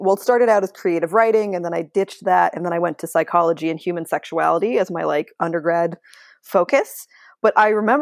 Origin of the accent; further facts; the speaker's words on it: San Francisco Bay Area, California, United States; I'm from the Bay Area